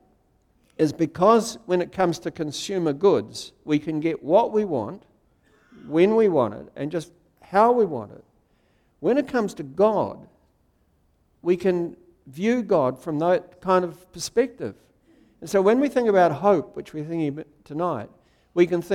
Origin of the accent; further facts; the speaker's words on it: Wellington, New Zealand; When I was a little boy, I grew up in Wellington